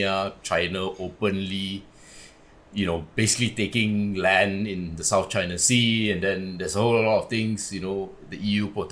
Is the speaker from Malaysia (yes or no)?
yes; Malaysia; we're all Malaysian